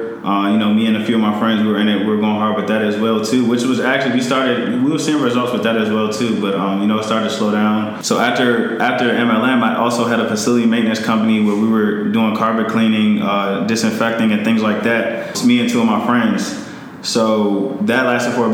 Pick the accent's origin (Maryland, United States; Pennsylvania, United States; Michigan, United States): Maryland, United States; Montgomery County; out of Maryland, grew up in Montgomery County